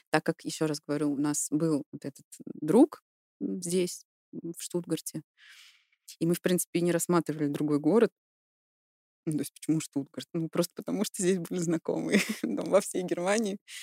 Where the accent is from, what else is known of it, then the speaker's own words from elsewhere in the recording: Kazan, Tatarstan, Russia; moved away as an adult; also born or lived in Stuttgart, Germany; now in Weinstadt, Germany; Родилась и выросла в России, в городе Казань